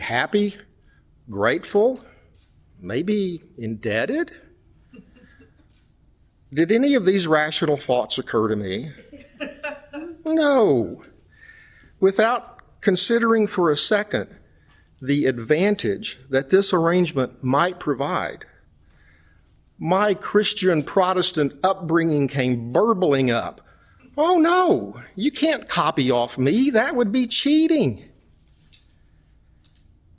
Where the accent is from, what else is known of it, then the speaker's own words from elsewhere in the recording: West Texas, United States; moved away; Like me, she had grown up in a small West Texas oil town, only a little over an hour from my hometown